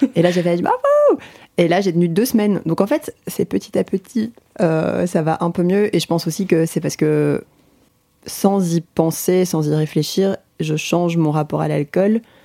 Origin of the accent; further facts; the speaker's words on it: Belgium; en tant que Belge